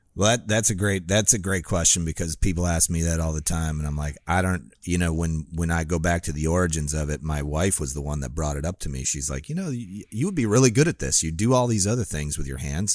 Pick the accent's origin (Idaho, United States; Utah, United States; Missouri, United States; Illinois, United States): Illinois, United States; Northern; now in Florida, United States; I grew up in Northern Illinois where, and I had a pond in my backyard